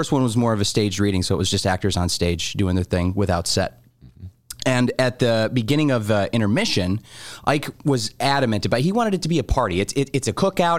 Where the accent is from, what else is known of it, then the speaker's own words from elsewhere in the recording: United States; As an American